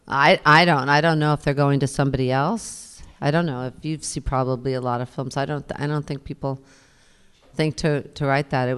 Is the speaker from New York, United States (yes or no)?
yes; New York, United States; I was born in New York, and I raised my kids in New York, and I've been here forever, ever, ever